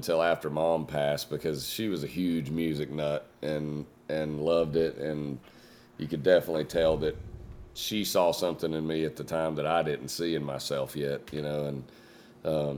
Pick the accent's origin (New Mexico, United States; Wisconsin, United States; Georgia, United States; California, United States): Georgia, United States; Jasper; I grew up in Jasper, Georgia, but I recently moved about 30 minutes north of there, right up the highway.